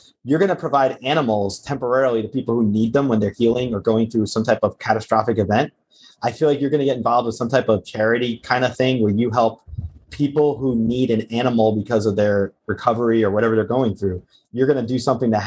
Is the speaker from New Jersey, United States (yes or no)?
yes; outside New York City, New Jersey, United States; I grew up outside New York City. I remember in Jersey